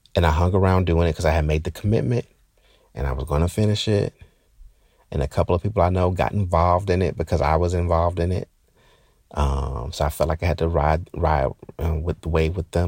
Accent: Newark, New Jersey, United States; moved away; I'm from Newark

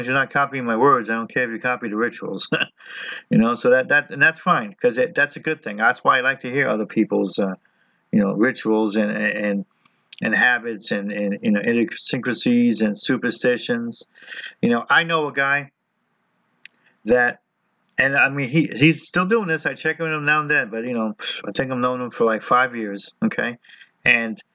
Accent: New Jersey, United States; I'm Italian, I'm from New Jersey

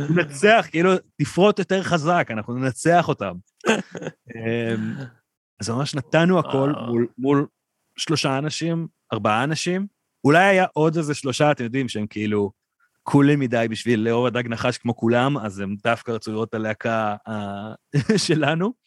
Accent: Ra'anana, Central District, Israel; החבר'ה שגדלנו שם

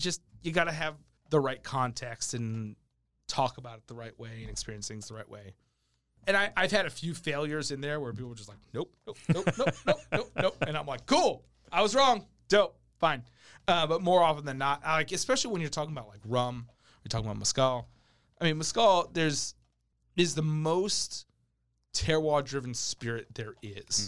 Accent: New York City, New York, United States; also born or lived in New Jersey; now in Sacramento, United States; I'm Italian. I grew up in New York City.

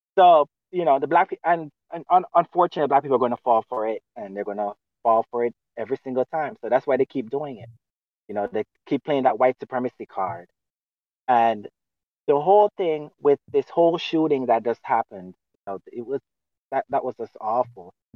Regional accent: Jamaica; now in United States; I came from Jamaica

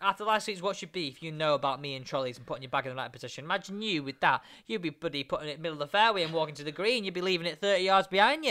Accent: England, United Kingdom; an English man

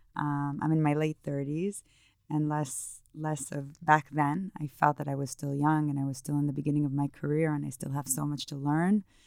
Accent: Israel; moved away as an adult; also born or lived in New York; I grew up in Israel

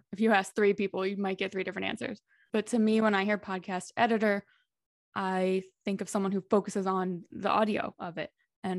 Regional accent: Dallas, Texas, United States; moved away as an adult; also born or lived in Philadelphia / Los Angeles; now in Madrid, Spain; I'm originally from Dallas, Texas, but I've lived in a few places since then. I lived in Philadelphia and LA for about 8 years between the two, working as a nurse. And then I quit and moved to Spain to teach English.

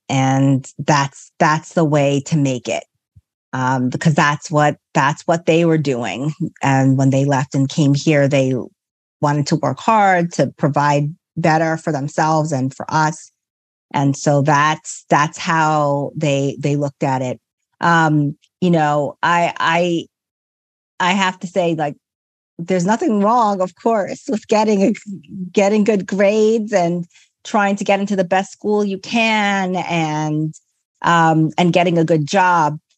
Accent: New York, United States; I grew up in New York.

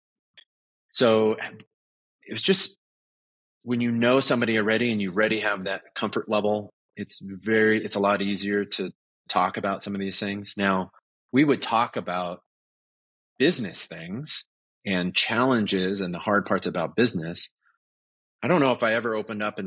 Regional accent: Southern California, United States; moved away as an adult; also born or lived in Los Angeles, California; now in Colorado, United States; I grew up in Southern California.

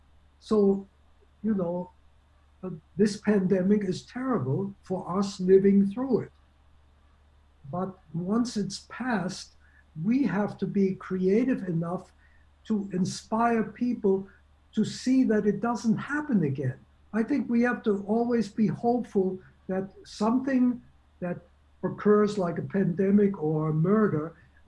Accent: Germany; moved away; I was born in Germany

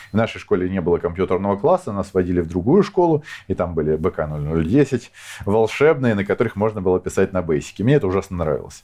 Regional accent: Moscow, Russia; moved away as an adult; also born or lived in Kyiv, Ukraine; now in Ukraine; родился я в Москве, я коренной москвич, черт знает в каком поколении

